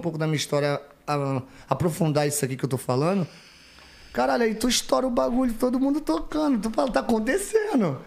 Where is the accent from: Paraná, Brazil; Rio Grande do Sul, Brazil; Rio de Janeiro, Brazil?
Rio de Janeiro, Brazil; moved away as an adult; now in São Paulo, Brazil; sou carioca